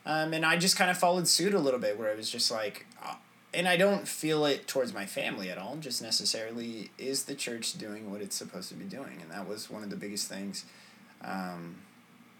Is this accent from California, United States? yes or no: yes; Tulare, California, United States; I was born in Tulare, California. And this is where, we stayed. We did move up to Northern California for a bit